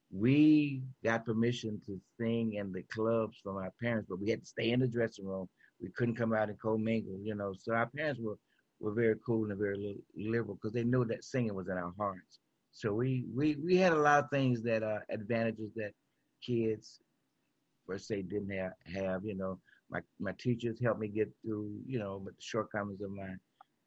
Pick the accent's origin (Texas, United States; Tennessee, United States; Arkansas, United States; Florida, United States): Tennessee, United States; Memphis; I am from South Memphis. Went to Carver High School, graduated in 1969.